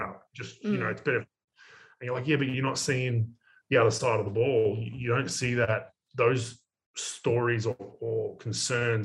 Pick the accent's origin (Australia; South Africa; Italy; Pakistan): Australia; I'm from Australia